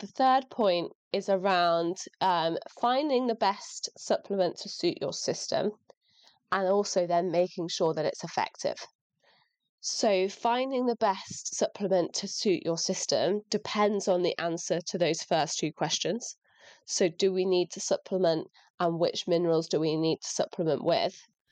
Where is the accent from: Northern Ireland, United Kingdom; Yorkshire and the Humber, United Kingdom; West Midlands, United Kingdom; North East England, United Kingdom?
Yorkshire and the Humber, United Kingdom; North Lincolnshire; moved away as an adult; now in Shropshire, United Kingdom; I grew up in rural Lincolnshire, so North Lincolnshire